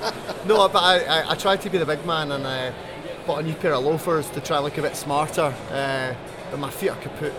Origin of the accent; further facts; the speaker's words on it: Scotland, United Kingdom; despite being a Scotsman